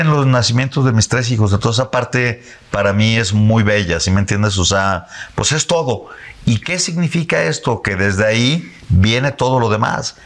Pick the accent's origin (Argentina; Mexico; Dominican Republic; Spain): Mexico